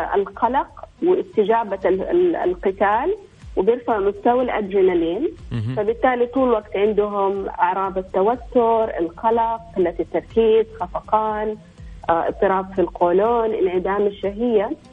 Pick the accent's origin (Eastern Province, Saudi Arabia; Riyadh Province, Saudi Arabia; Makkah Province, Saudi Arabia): Eastern Province, Saudi Arabia; احنا عندنا في الشرقيه